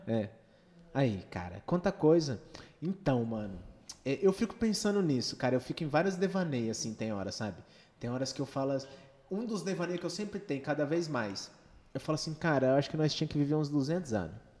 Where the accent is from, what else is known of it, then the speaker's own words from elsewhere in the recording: Dourados, Mato Grosso do Sul, Brazil; cidade natal nossa é qual? Dourados, Mato Grosso do Sul